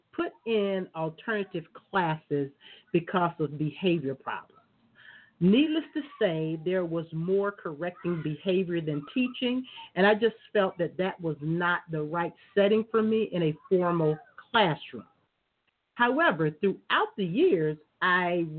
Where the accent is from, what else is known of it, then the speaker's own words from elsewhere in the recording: Florida, United States; I grew up in Florida